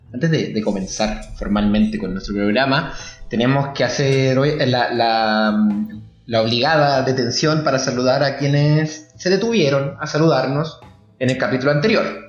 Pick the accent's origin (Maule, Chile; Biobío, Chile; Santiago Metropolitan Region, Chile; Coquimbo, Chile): Coquimbo, Chile; La Serena; yo soy de Serena, un pequeño poblado costero al norte de la capital de Chile.